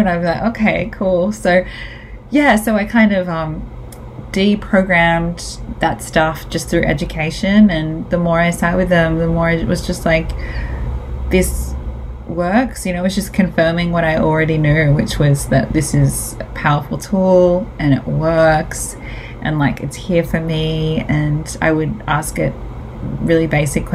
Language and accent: English; Australia; I'm the Aussie dag